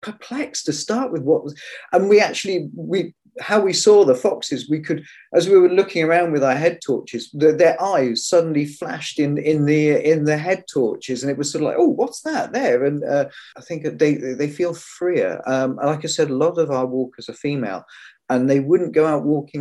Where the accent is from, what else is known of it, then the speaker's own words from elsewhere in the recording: Cornwall, South West England, United Kingdom; I grew up in Cornwall